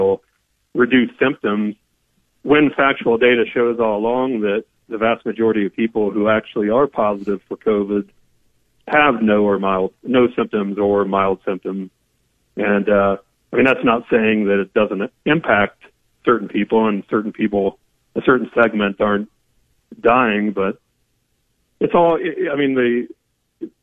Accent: Southwest Ohio, United States; I'm from Southwest Ohio

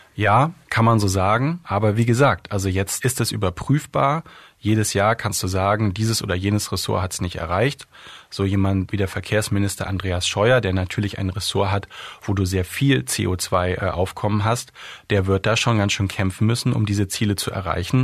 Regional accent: Germany; als Deutsche

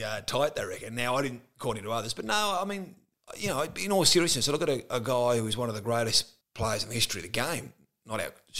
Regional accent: Tasmania, Australia; Growing up in Tasmania in the northwest coast

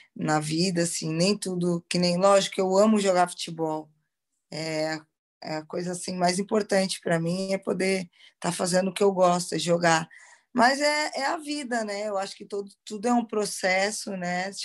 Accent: Brazil; moved away as an adult; now in Portugal; A gente é, brasileira

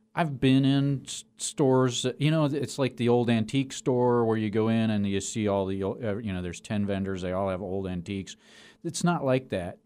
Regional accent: Denver, Colorado, United States; I grew up in Denver

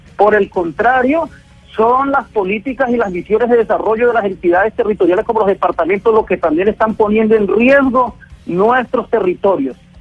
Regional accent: Colombia; somos los indígenas de la Sierra Nevada con un territorio, una cultura y un gobierno propio

